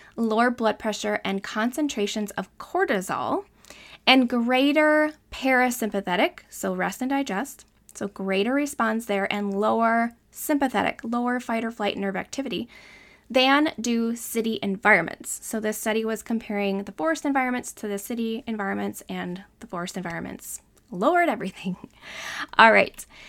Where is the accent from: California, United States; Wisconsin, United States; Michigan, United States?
Wisconsin, United States; Northern; I'm from Northern Wisconsin